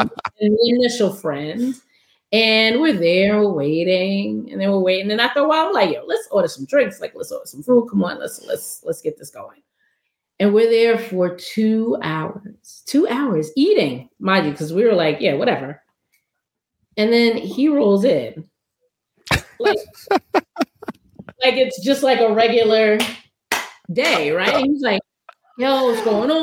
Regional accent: New York City, New York, United States; moved away; also born or lived in Washington, D.C.; I'm from Brooklyn

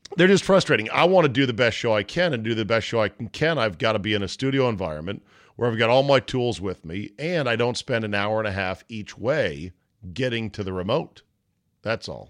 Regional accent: Washington, District of Columbia, United States; Washington, D C, my hometown

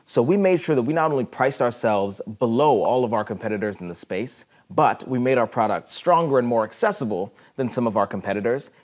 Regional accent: Ohio, United States; moved away as an adult; also born or lived in South America; now in Peoria, United States; I was born in South America, but grew up most of my life in Ohio

